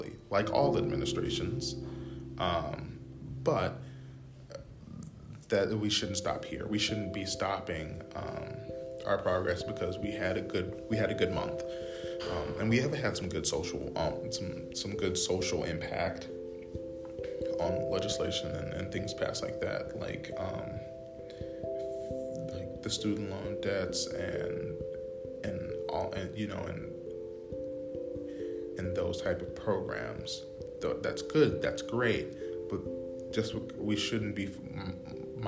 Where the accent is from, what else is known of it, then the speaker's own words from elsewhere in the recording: United States; as Americans, as the American people